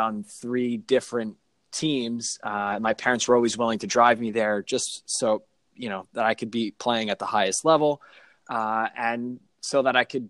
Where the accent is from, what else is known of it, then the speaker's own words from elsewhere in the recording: Suffolk County, Long Island, New York, United States; I grew up in Suffolk County on Long Island.